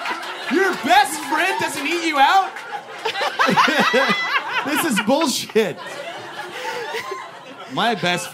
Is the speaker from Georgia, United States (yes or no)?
no; Texas, United States; I'm from Texas.